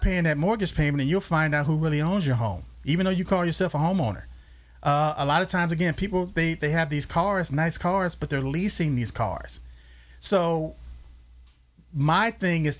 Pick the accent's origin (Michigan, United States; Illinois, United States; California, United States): California, United States; Los Angeles; moved away; I grew up in South Central L.A.